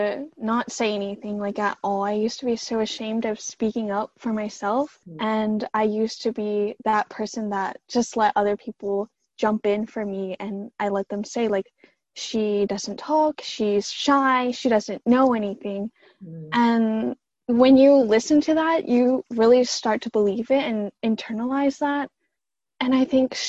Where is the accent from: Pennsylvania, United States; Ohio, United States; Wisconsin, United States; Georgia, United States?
Georgia, United States; Atlanta; also born or lived in Princeton; back in my hometown, so I live in Atlanta